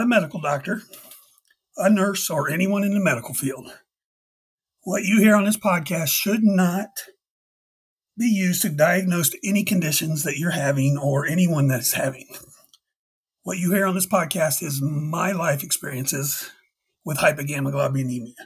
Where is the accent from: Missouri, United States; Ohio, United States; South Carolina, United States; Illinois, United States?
Ohio, United States; Dayton; I'm from Dayton, Ohio.